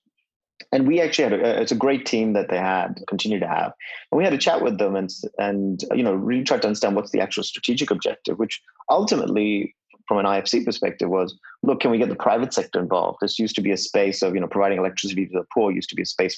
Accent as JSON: {"language": "English", "country": "India", "tie": "born or raised there", "said": "in my early days growing up in India, my hometown would have at least 6-7 hours of kerosene use each day"}